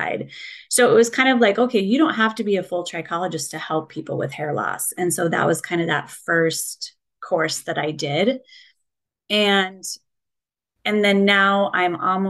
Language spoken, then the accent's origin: English; Colorado, United States; moved away as an adult; now in Minneapolis, United States; I grew up in Colorado, a little small farm town